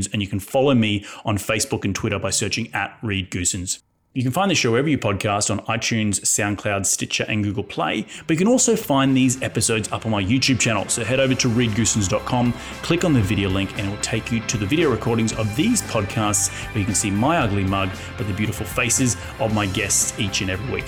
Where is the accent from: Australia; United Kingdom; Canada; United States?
Australia; I'm from Australia